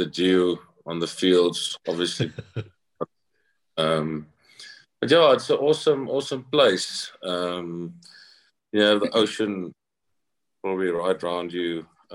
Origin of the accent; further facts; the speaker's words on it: Bredasdorp, Western Cape, South Africa; I grew up on a farm which was between Bredasdorp and a place called Honiston